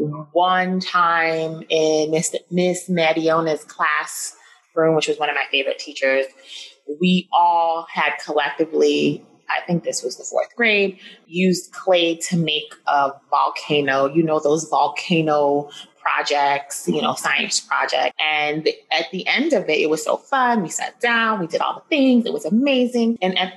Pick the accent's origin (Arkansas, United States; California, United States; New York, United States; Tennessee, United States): New York, United States; New York City; also born or lived in Flushing, Queens; I grew up in New York City, born and bred.